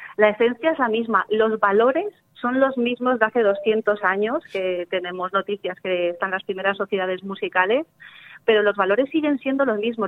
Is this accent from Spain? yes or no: yes; Chilches, Valencian Community, Spain; la escuela de, de mi pueblo, por ejemplo, que, que, no tenemos un pueblo del litoral, es Chilches